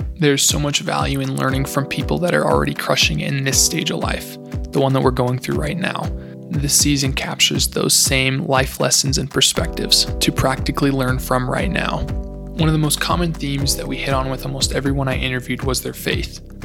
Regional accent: Golden, Colorado, United States; moved away as an adult; now in Newberg, United States; I was born in Golden, Colorado, and have spent the last four years up at George Fox University in Newberg, Oregon.

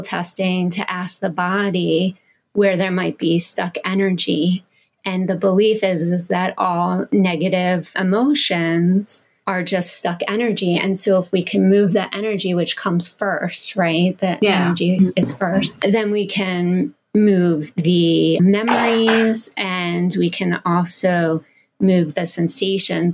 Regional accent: Pennsylvania, United States; I'm from Pennsylvania

